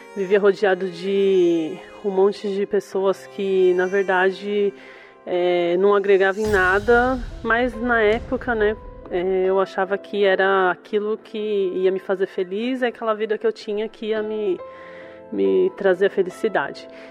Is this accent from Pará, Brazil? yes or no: no; São Paulo, Brazil; eu sou do bairro de Itaquera